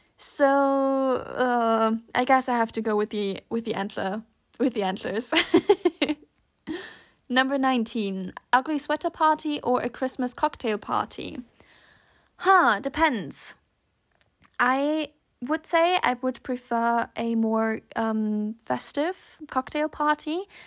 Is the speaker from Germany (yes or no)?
no; Switzerland; I grew up in Switzerland, so for us, snow was almost always a given.